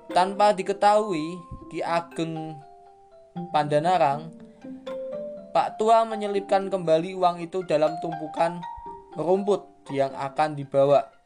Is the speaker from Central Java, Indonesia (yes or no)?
yes; Salatiga, Central Java, Indonesia; born there; kita akan membahas tentang asal muasal kota kelahiranku, yaitu kota Salatiga